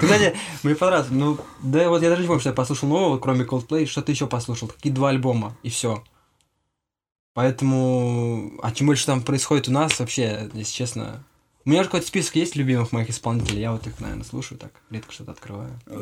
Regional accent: Vladimir Oblast, Russia; я из Владимирской области, из маленького городка

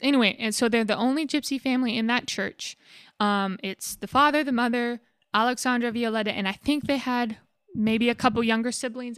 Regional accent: United States; being an American

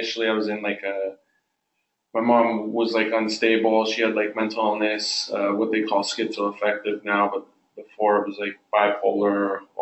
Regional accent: Los Angeles, California, United States; I was born and raised in Los Angeles, California, at the Queen of Angels Hospital

